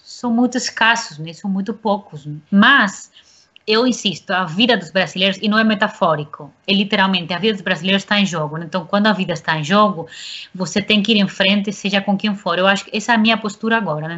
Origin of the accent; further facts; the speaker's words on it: Spain; now in Brazil; eu sou espanhola, sempre tenho um pé na Espanha